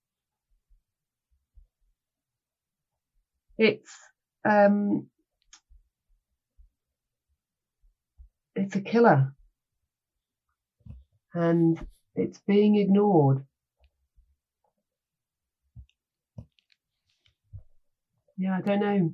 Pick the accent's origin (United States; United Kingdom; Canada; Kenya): United Kingdom; I am British.